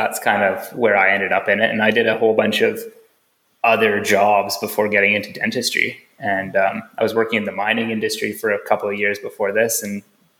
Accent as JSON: {"language": "English", "country": "Canada", "tie": "born or raised there", "said": "So I ended up in small town, in my hometown actually, back in Canada"}